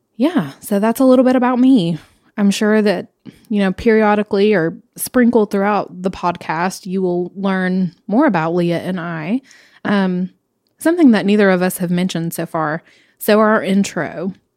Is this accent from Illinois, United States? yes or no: no; Knoxville, Tennessee, United States; I grew up here in Knoxville